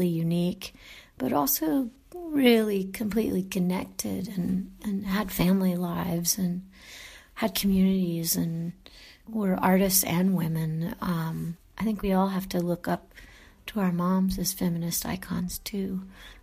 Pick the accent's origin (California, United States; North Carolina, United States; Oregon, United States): North Carolina, United States; Raleigh; moved away as an adult; also born or lived in Houston, Texas / New York; I grew up in North Carolina in the 80s